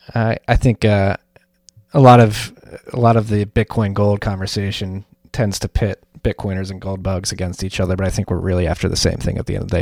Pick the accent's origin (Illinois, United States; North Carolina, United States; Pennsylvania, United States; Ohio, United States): Pennsylvania, United States; Philadelphia; as a Philadelphian